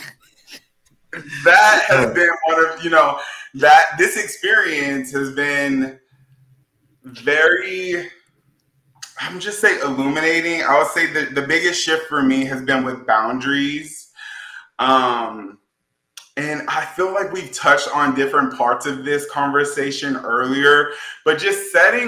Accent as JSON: {"language": "English", "town": "New Orleans", "region": "Louisiana", "country": "United States", "tie": "born or raised there", "also_born_or_lived": "Natchitoches, Louisiana", "moved": "as an adult", "lives_now": "Los Angeles, United States", "said": "Born and raised in New Orleans"}